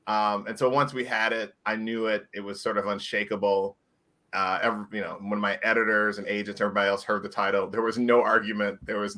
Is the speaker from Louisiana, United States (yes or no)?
no; Indiana, United States; I grew up in Indiana, and I tell people it's seemingly very polite and very nice.